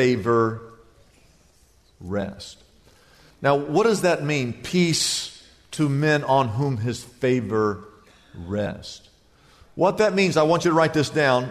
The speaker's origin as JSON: {"language": "English", "region": "Midwest", "country": "United States", "tie": "born or raised there", "moved": "yes", "lives_now": "Southern California, United States", "said": "growing up in the Midwest"}